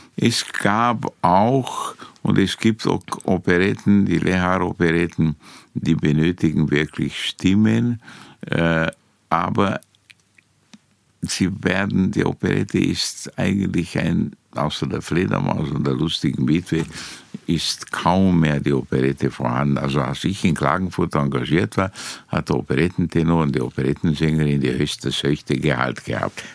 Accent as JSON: {"language": "German", "town": "Timișoara", "region": "Timiș County", "country": "Romania", "tie": "born or raised there", "moved": "as an adult", "lives_now": "Vienna, Austria", "said": "in Timisoara, in Temeswar, wo ich geboren bin"}